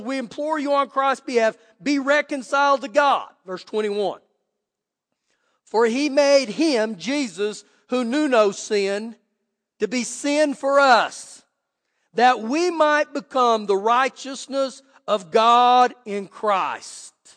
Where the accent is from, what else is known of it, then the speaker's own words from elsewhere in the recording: Clovis, United States; moved away; where I grew up in Clovis